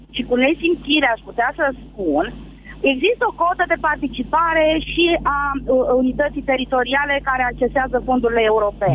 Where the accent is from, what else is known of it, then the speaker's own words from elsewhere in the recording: Galați, Galați County, Romania; eu nu sunt din Craiova, sunt din Galați